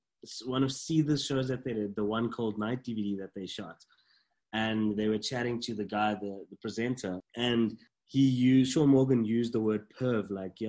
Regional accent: South Africa; being South African, there's just something in your blood.

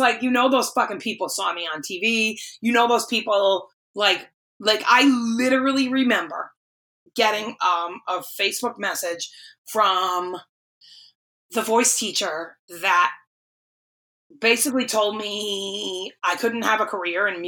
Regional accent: East Coast, United States; also born or lived in North Attleboro, Massachusetts; now in Nashville, United States; I remember working at Bath & Body Works in North Attleboro at the Emerald Square Mall, because I'm from the East Coast.

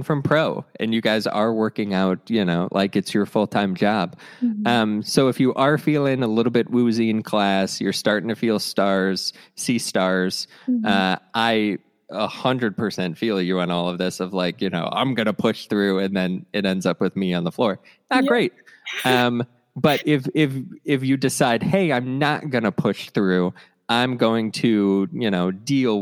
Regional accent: Cleveland, Ohio, United States; I grew up in Cleveland

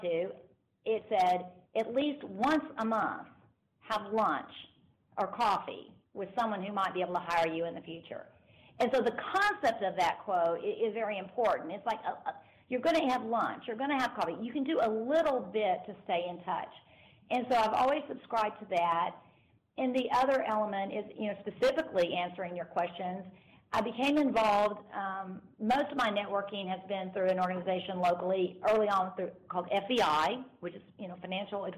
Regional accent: Dallas, Texas, United States; now in Austin, United States; I'm from Texas originally, but from the Dallas area

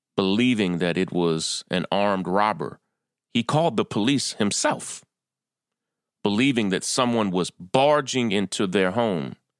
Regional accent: Kentucky, United States; moved away as an adult; also born or lived in California / Atlanta; now in New York, United States; I was born and raised in Kentucky

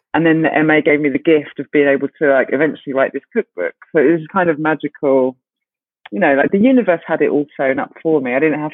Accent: Ghana; Specifically, my concern was Ghana because I'm Ghanaian.

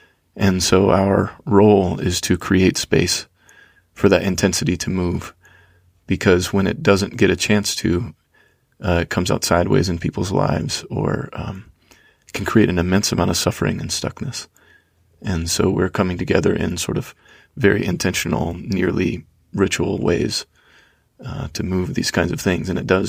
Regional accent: Georgia, United States; So I was raised in Georgia in the conservative Christian South.

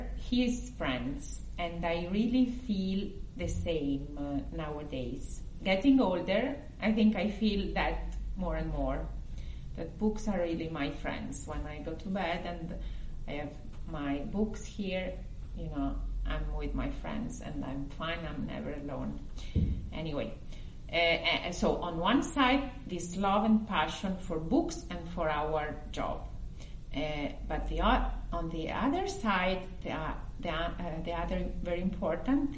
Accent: Milan, Lombardy, Italy; English is a second language; also born or lived in United States / Paris; I grew up in Milan

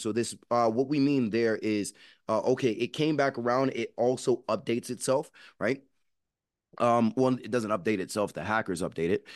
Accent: New York City, New York, United States; I'm from New York City

